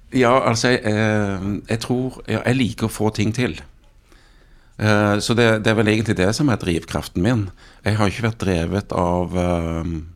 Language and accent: Norwegian; Jæren, Rogaland, Norway; jeg vokste opp på, på Jæren